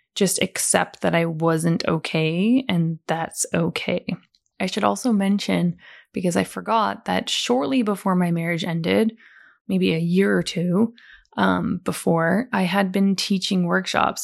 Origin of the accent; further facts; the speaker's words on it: Calgary, Alberta, Canada; I was born in Calgary, which is Western Canada, near the beautiful mountains of Banff